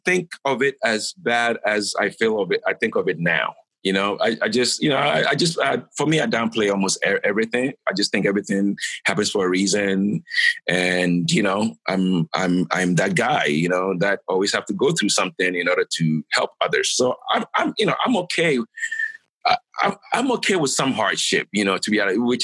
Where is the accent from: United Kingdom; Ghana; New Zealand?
Ghana; I'm a Ghanaian